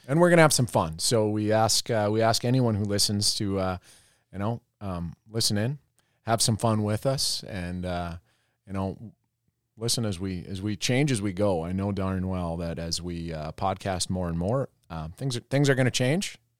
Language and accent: English; Roseau, Minnesota, United States; moved away as an adult; also born or lived in North Dakota; I am originally from Roseau, Minnesota, um, closer, closer to Canada than, uh, than Iowa, that's for sure. So right up on the border. Uh, I grew up on a small farm there